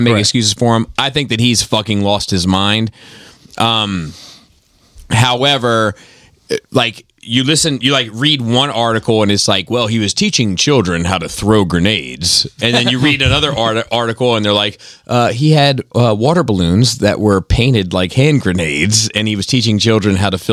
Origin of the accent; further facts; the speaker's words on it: Florida, United States; I'm from Florida